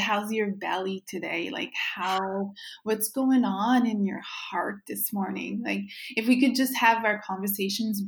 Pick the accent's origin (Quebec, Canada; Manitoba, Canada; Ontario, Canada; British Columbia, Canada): Quebec, Canada; Baie-Comeau; first language French; English is a second language; moved away as an adult; also born or lived in New Brunswick / Montreal; I was born in Baie-Comeau, Quebec. So I'm Francophone, was raised in French.